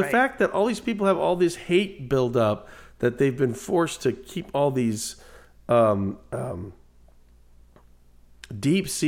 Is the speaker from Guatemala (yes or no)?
yes; Guatemala; that Mexican over there. Uh, I'm from Guatemala uh, you, you know